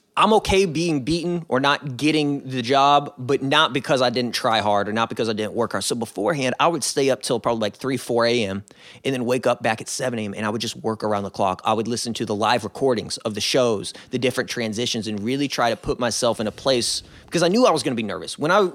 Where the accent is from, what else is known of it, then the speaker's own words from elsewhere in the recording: Chicago, Illinois, United States; born there; I was born in Chicago.